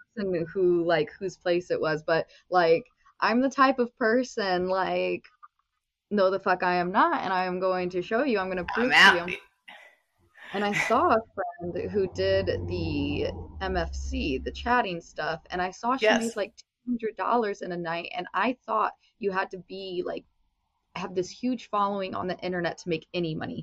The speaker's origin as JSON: {"language": "English", "town": "South Bend", "region": "Indiana", "country": "United States", "also_born_or_lived": "Las Vegas", "moved": "yes", "lives_now": "Los Angeles, United States", "said": "I'm originally from South Bend, Indiana"}